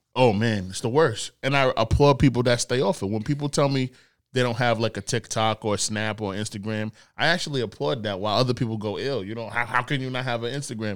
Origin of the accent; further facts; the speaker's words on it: Nigeria; I'm Nigerian